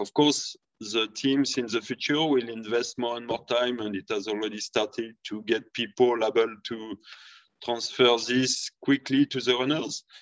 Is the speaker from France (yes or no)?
yes; France; moved away; also born or lived in Sweden; I'm coming from France